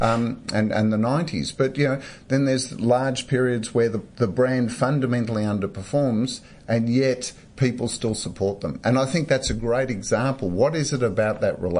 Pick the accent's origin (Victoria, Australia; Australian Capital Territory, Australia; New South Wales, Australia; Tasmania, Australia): Victoria, Australia; Melbourne; growing up in Melbourne, you have to have an AFL team